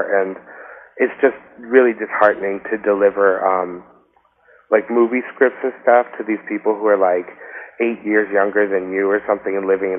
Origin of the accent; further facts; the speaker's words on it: Acton, Massachusetts, United States; moved away as an adult; also born or lived in Indiana / Boston area; now in Los Angeles, United States; I was born overseas, but I grew up in Massachusetts, in the sort of woodsy suburbs in a town called Acton, and when I graduated high school, I moved to Indiana, and I lived there for like 7 years.